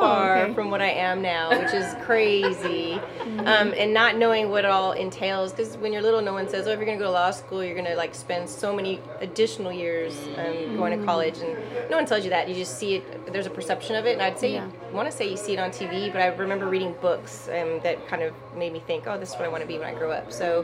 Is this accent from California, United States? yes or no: no; El Paso, Texas, United States; also born or lived in Germany; now in Houston, United States; So I grew up in El Paso somewhat. I'm a military brat. My dad went to Fort Bliss, was in the Army. Mm-hmm. But I was born in Germany and spent portion of my younger preteen years in Germany traveling.